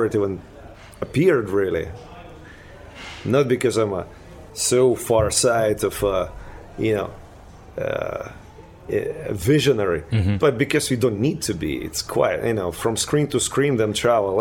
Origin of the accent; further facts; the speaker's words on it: Ukraine; English is a second language; now in United States; We were like a total oasis of like freakaholic kind of fantasy in Ukraine